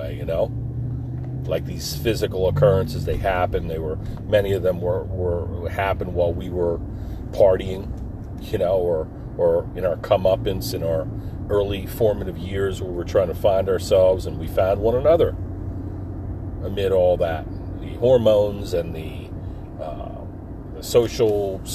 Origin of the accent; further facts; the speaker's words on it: Forked River, New Jersey, United States; we grew up right on the Barnegat Bay in a town called Forked River.